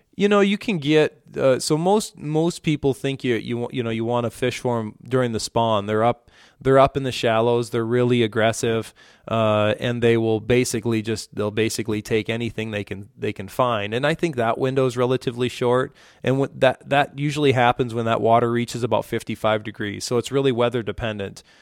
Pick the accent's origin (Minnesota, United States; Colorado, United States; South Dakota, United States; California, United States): South Dakota, United States; Rapid City; also born or lived in New Underwood, South Dakota; I grew up in the Black Hills of South Dakota, where we just were last weekend. I grew up in Rapid City area